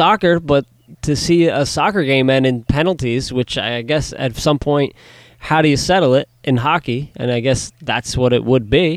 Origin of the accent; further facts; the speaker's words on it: New Jersey, United States; my hometown boy from Jersey.